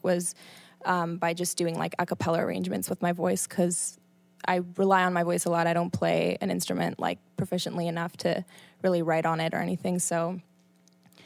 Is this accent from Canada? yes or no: yes; Canada; moved away as an adult; also born or lived in Buenos Aires, Argentina / Colombia; now in New York City, United States; that was where I spent like most of my childhood, and then Canada after 8 years old